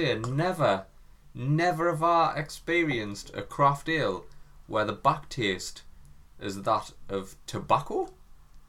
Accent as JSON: {"language": "English", "region": "England", "country": "United Kingdom", "said": "we are English"}